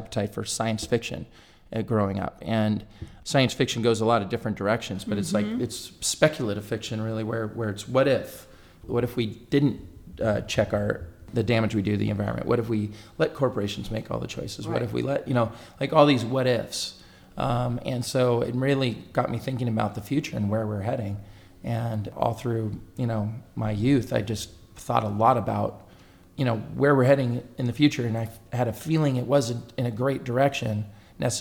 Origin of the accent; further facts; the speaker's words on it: Northern California, United States; I'm originally from Northern California